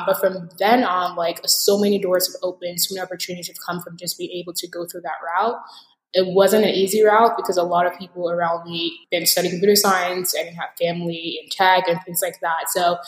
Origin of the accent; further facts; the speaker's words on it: Nigeria; now in United States; I'm a Nigerian American technologist, immigrant, podcaster, futurist, optimist.